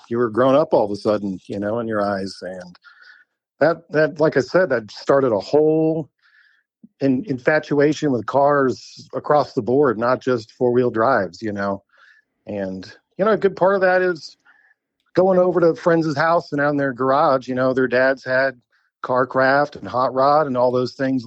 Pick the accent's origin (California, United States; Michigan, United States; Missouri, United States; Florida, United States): Missouri, United States; Lake of the Ozarks; now in Moab, United States; I was born and raised in the Lake of the Ozarks.